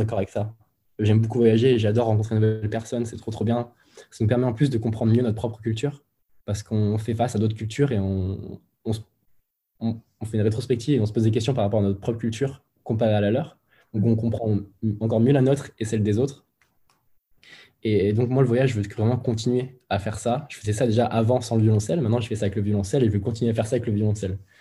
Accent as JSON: {"language": "French", "town": "Moulins", "region": "Auvergne-Rhône-Alpes", "country": "France", "tie": "born or raised there", "moved": "as an adult", "lives_now": "Lyon, France", "said": "je suis originaire de Moulins, dans l'Allier, en plein milieu de la France"}